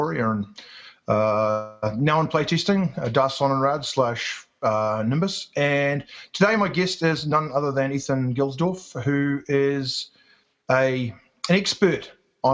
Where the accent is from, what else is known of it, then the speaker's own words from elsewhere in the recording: New Zealand; accent: New Zealand; also born or lived in England / Auckland; I grew up in New Zealand